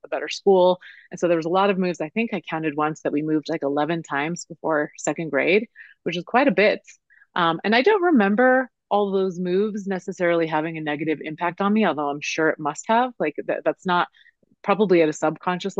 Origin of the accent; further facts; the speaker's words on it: Denver, Colorado, United States; I was born in Denver and raised in Denver, and that's where I am now